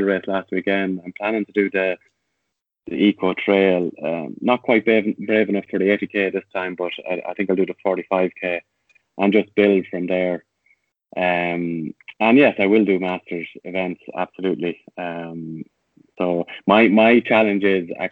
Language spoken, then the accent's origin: English; Tullamore, County Offaly, Ireland; born or raised there; moved away; also born or lived in Rathfarnham